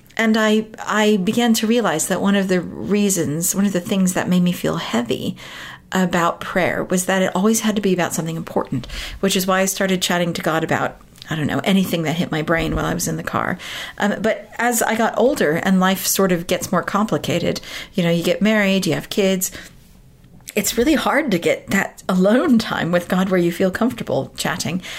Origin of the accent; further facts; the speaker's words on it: United States; moved away as an adult; now in United Kingdom; I grew up in America, so I, have lived in this country for 18 years now. Uh, but I was born and raised in America